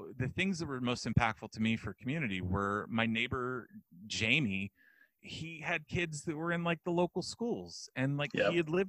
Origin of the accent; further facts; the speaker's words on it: Texas, United States; I grew up in West Texas mostly, grew up in church